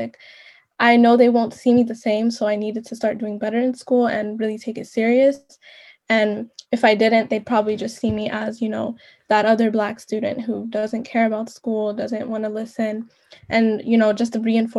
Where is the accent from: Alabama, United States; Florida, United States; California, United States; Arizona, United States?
California, United States; San Diego; I grew up here in Southeast San Diego for a majority of my life.